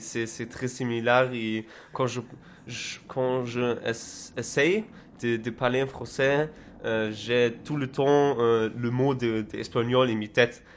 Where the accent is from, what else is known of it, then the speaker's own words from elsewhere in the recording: Berlin, Germany; French is a second language; je suis d'Allemagne, de Berlin. Je viens de Berlin